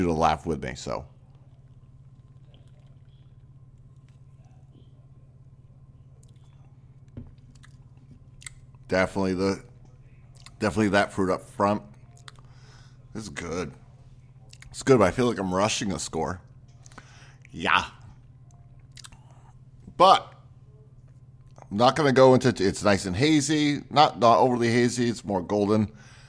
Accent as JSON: {"language": "English", "region": "Maine", "country": "United States", "moved": "yes", "said": "I'm originally from Maine"}